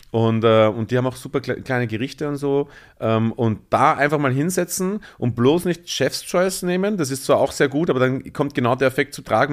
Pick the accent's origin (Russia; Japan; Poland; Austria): Austria; Bruck an der Leitha, Lower Austria; moved away as an adult; also born or lived in Mödling, Austria / Vienna, Austria / Tyrol, Austria; now in Berlin, Germany; Bin aufgewachsen zwischen Wien und der ungarischen Grenze, also ähm, 20 Minuten nach Wien und 30 Minuten nach Ungarn sozusagen, an der Grenze zum Burgenland. Das wunderschöne kleine Dorf heißt Bruck an der Leiter